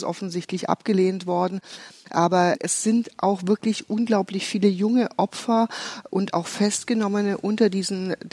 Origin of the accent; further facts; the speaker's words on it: Iran; Also ich habe mir ein zeitliches Fenster gesetzt und sage, bis dahin ist mein Heimatland frei und ähm, wir feiern einen freien Iran.